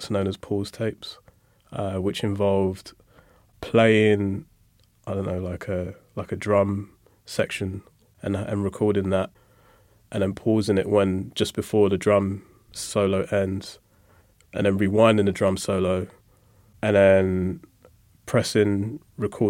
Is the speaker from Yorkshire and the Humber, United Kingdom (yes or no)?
no; London, United Kingdom; growing up in Lewisham